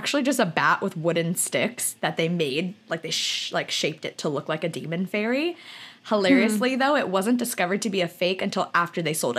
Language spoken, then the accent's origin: English; Lahaina, Hawaii, United States; moved away; Lahaina is such a part of us. It's where we were raised.